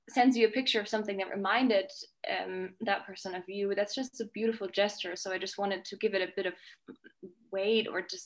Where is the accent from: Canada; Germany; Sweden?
Germany; moved away as an adult; also born or lived in Scotland; now in Mexico; I grew up in Germany with my dad, my mom, and my sister and brother. And then I moved to Scotland when I was 18.